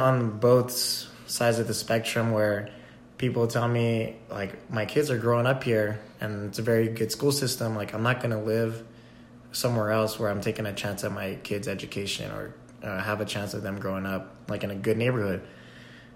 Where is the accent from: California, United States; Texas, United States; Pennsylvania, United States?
Texas, United States; moved away as an adult; My friends I grew up with live in Texas.